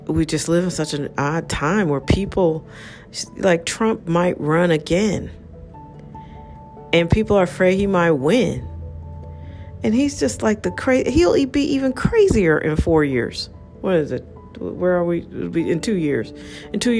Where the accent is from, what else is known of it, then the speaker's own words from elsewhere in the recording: United States; I'm an American